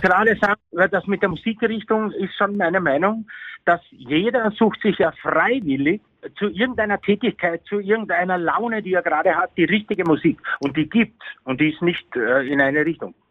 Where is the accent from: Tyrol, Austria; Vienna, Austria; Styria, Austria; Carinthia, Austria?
Vienna, Austria; also born or lived in Bavaria, Germany; now in Germany; ich bin ein Wiener